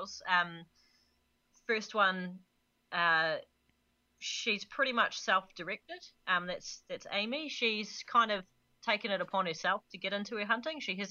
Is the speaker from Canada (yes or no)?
yes; Canada; now in New Zealand; as a Canadian gone Kiwi